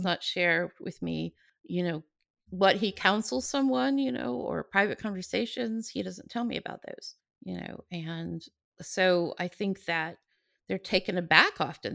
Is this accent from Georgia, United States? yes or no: yes; Atlanta, Georgia, United States; moved away as an adult; now in California, United States; I grew up I was born in Atlanta